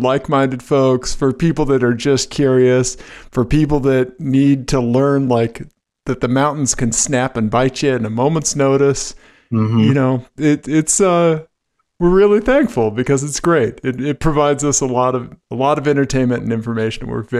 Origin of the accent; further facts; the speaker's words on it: Kansas City, Missouri, United States; moved away; Missouri, from Kansas City, Missouri.